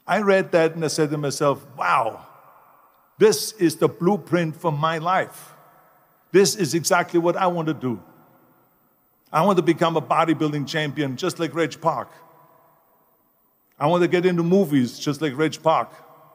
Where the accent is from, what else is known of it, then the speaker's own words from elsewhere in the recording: Austria; moved away as an adult; I was born in 1947 in Austria after the Second World War. And I didn't really like Austria when I grew up. I couldn't wait to get out of there.